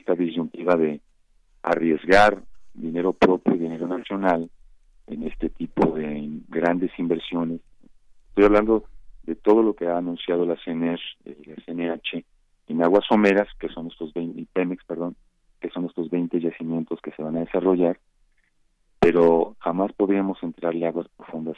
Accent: Mexico

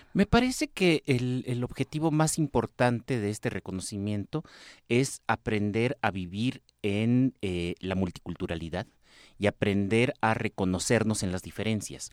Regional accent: northern Mexico, Mexico; soy del norte de México

